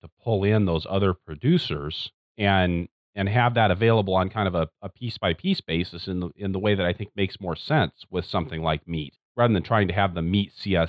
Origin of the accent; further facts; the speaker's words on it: Pacific Northwest, United States; now in Midwest, United States; after growing up in the Pacific Northwest.